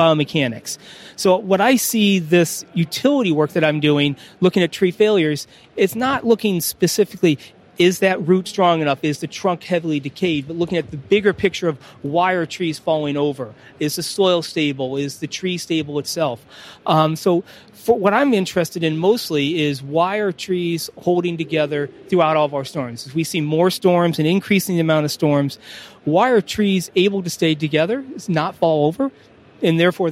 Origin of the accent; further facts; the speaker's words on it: Fort Wayne, Indiana, United States; also born or lived in California / East Coast / West Coast; now in West Virginia, United States; While I was born out in California, I grew up in Indiana. We moved when I was four, so I'm a Northeast Indiana, Fort Wayne native.